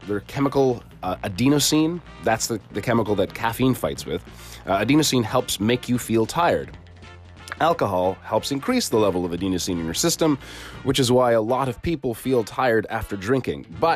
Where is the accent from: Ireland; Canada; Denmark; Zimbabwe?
Canada; I'm Canadian.